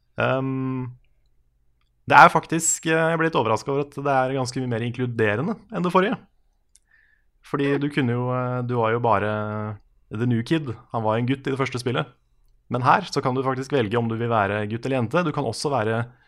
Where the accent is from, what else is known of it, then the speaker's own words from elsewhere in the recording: Tønsberg, Vestfold, Norway; moved away; jeg var en tur nede i, eh, hjemme i Tønsberg i helga